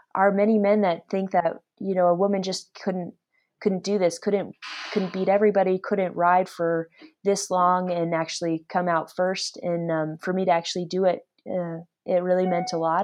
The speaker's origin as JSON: {"language": "English", "town": "Anchorage", "region": "Alaska", "country": "United States", "tie": "born or raised there", "said": "I'm from Alaska, I grew up there"}